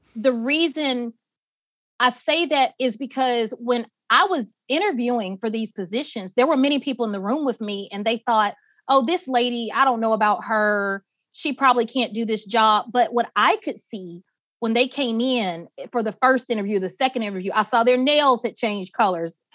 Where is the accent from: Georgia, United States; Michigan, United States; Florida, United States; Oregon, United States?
Georgia, United States; Atlanta; also born or lived in Barnesville, Georgia; I grew up in Atlanta